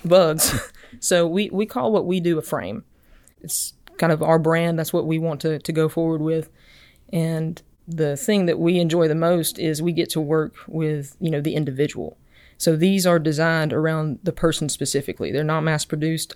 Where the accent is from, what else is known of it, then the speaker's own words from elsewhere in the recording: Enterprise, Alabama, United States; I'm originally from Enterprise, Alabama